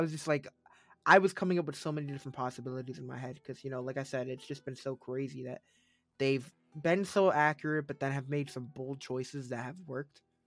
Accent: New England, United States; I'm from New England

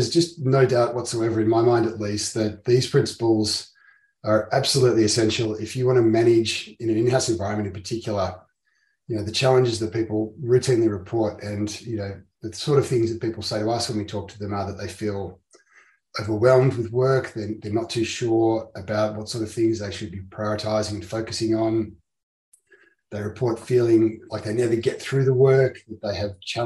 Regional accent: Melbourne, Victoria, Australia; I'm a lawyer from Melbourne in Victoria, Australia

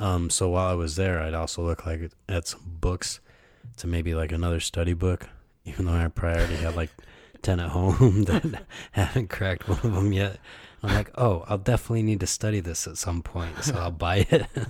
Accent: Ann Arbor, Michigan, United States; moved away as an adult; now in Japan; my hometown in the U.S., Ann Arbor

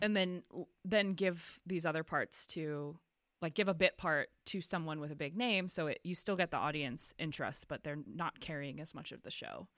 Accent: Northeast, United States; I was raised Catholic in the Northeast

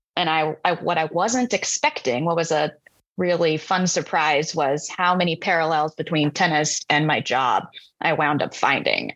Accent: Tri-Cities, Washington, United States; we had a fantastic steel drum band and elementary music program where I grew up in the Tri Cities

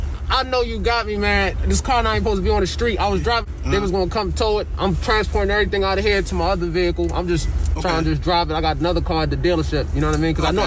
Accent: New York, United States; now in Florida, United States; I'm from New York.

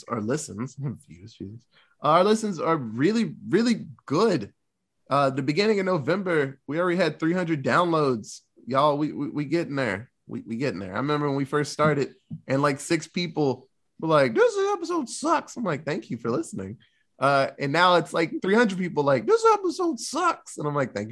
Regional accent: United States; we're American

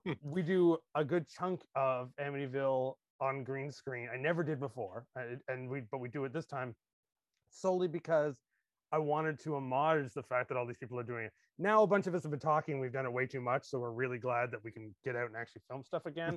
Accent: Canada; as a Canadian

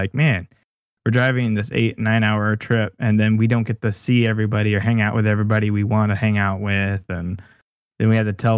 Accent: California, United States; moved away as an adult; now in Arizona, United States; we grew up over in California with all our friends and family

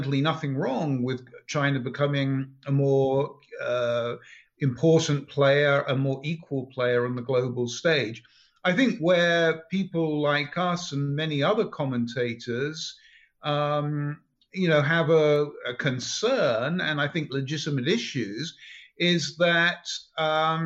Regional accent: England, United Kingdom; moved away as an adult; now in United States; I'm from England

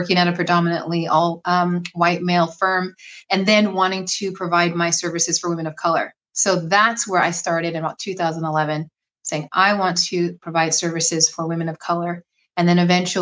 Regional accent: Bay Area, Northern California, United States; I am from Northern California, born and raised in the Bay Area

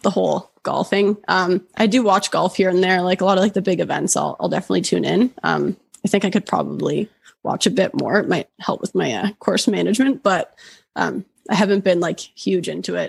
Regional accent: Oshawa, Ontario, Canada; moved away as an adult; now in Banff, Canada; originally I'm from Oshawa.

